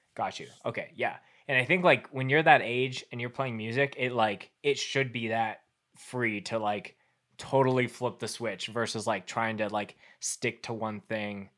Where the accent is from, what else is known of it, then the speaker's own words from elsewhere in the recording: Winnipeg, Manitoba, Canada; now in Calgary, Canada; originally growing up in Winnipeg